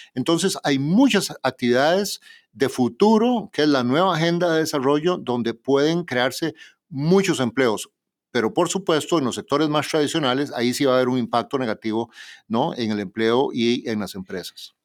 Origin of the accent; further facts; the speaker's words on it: Costa Rica; Costa Rica, mi propio país